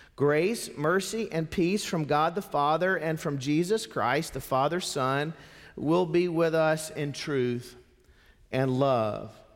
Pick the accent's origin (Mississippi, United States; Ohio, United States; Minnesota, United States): Mississippi, United States; Not only am I a Southerner, I'm a Mississippian.